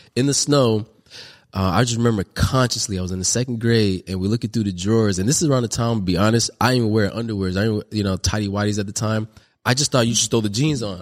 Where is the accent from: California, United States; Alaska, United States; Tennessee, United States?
California, United States; Long Beach; I'm from the north side of Long Beach, California, you know, and grew up in the Parwoods, which is a project